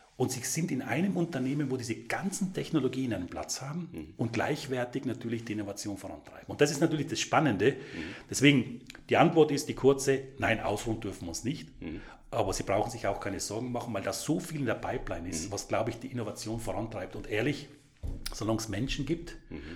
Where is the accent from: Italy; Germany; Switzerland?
Italy; South Tyrol, Trentino-Alto Adige; now in Vorarlberg, Austria; Als gebürtiger Südtiroler